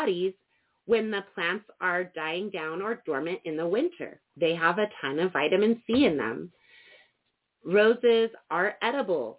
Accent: Cortez, Colorado, United States; In my hometown of Cortez, Colorado, and all throughout the Four Corners area

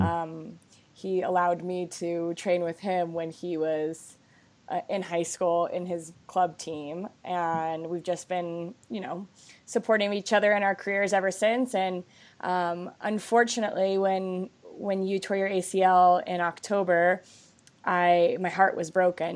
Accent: Lakewood, Colorado, United States; we grew up together in Lakewood, Colorado, went to the same high school

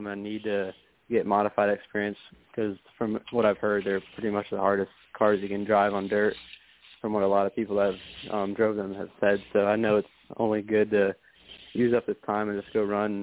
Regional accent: Michigan, United States; also born or lived in Ohio; I'm from Ohio, and once I was like two, I think, we moved up to Michigan

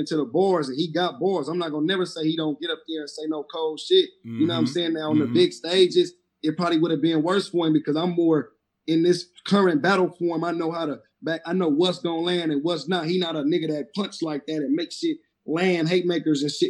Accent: the West, West Coast, United States; I'm from the West

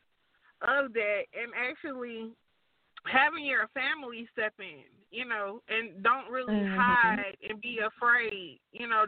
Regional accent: Atlanta, Georgia, United States; I'm from Atlanta

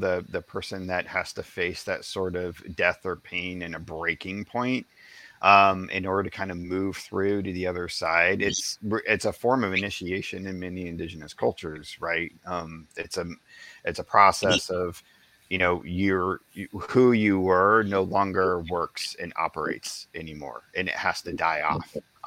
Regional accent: the Ozarks, United States; I grew up out in the Ozarks

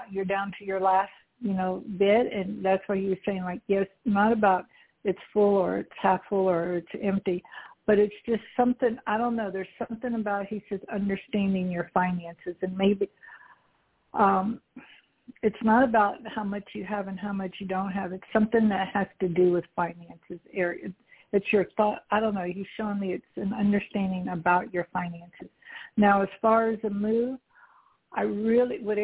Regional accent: Houston, Texas, United States; I'm from Houston

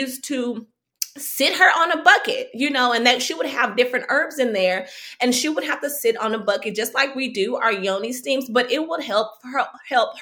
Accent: Fort Worth, Texas, United States; moved away as an adult; also born or lived in New York; I grew up in Fort Worth

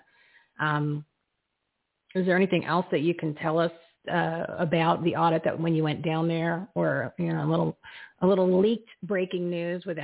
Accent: Arizona, United States; we as American citizens, we as Arizonans

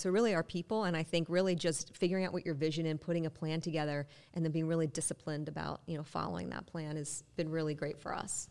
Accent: Western Pennsylvania, United States; I'm from Western P A where soccer was not common

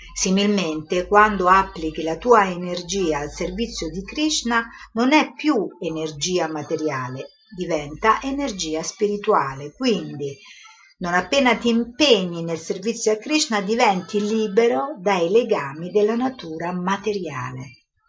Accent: Italy

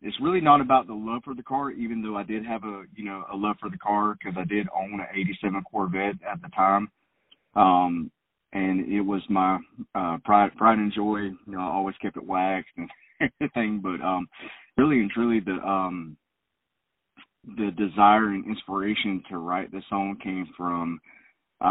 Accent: Orlando, Florida, United States; moved away as an adult; now in Valdosta, United States; I was born in Orlando. I lived in Florida most of my life

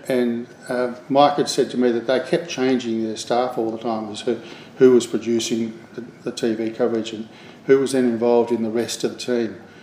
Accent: Adelaide, South Australia, Australia; I grew up in Adelaide, uh, and uh, when I was in high school there

